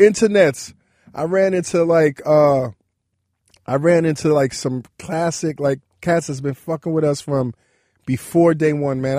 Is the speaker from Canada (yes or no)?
no; New York City, New York, United States; I grew up in Brooklyn, New York